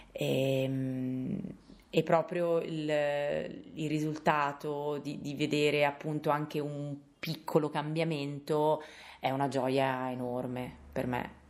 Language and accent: Italian; Carrara, Tuscany, Italy; vengo da Carrara.